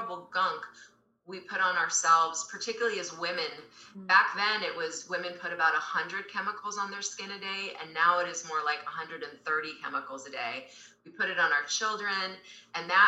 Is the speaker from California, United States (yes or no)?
yes; Southern California, United States; I grew up in Southern California, riding horses, going to school